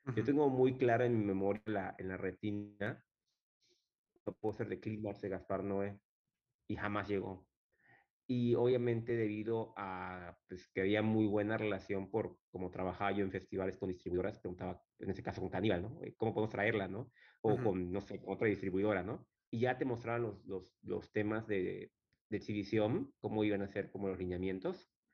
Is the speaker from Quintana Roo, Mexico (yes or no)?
yes; Chetumal, Quintana Roo, Mexico; Yo soy de Chetumal, soy chetumaleño, de la capital del estado.